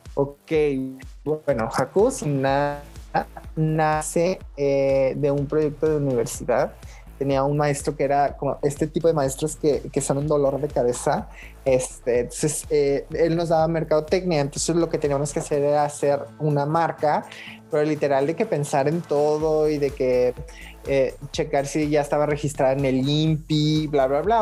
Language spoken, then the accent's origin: Spanish; Zacualco de Torres, Jalisco, Mexico; moved away; yo vengo de un pueblo cerca de Guadalajara que se llama Zacualco de Torres. Es un pueblito chiquitito, este, pues como a una hora de Guadalajara y aproximadamente en, pues en, mi pueblo, en, el lugar donde vivía